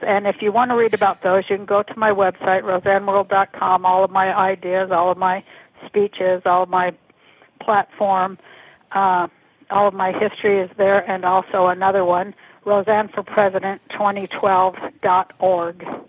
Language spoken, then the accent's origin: English; Salt Lake City, Utah, United States; I'm from Salt Lake City, Utah